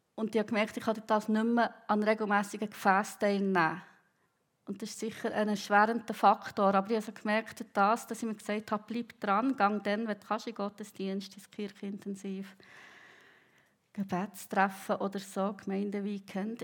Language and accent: German; Bern, Switzerland; moved away as an adult; now in Riehen, Switzerland; Ich bin im Kanton Bern aufgewachsen, aber seit etwa 20 Jahren in der Region Basel wohnhaft